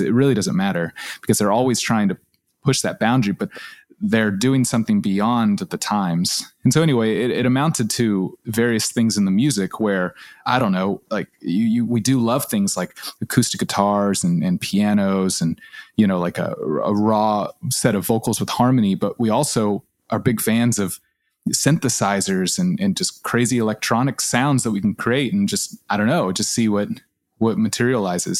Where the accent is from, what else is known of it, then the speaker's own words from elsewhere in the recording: Austin, Texas, United States; Kath and I grew up in Austin